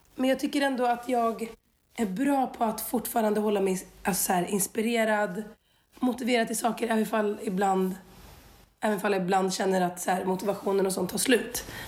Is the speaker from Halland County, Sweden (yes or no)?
no; Skövde, Västra Götaland, Sweden; jag är uppvuxen i Skövde